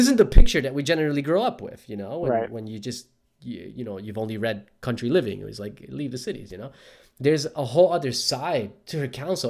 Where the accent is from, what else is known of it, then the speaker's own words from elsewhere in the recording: Newark, New Jersey, United States; now in Australia; I grew up in Newark, New Jersey, just 20 minutes south of Manhattan